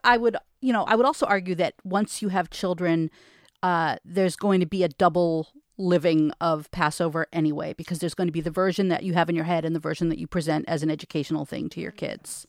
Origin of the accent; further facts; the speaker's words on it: Providence, Rhode Island, United States; I grew up in Providence